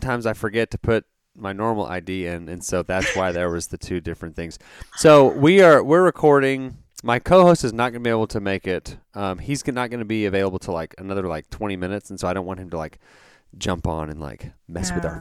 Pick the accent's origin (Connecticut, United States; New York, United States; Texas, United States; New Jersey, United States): Texas, United States; Dallas; I grew up in that area, in the Dallas area